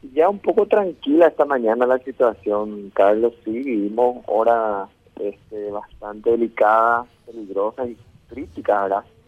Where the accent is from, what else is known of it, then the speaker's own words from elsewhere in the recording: Paraguay; como ciudadano paraguayo